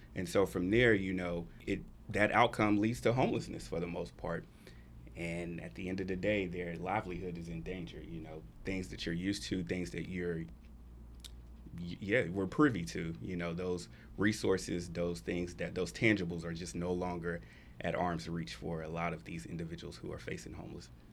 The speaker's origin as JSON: {"language": "English", "town": "Atlanta", "region": "Georgia", "country": "United States", "moved": "as an adult", "lives_now": "Texas, United States", "said": "I'm actually from Atlanta. I've been in Texas for about four years now"}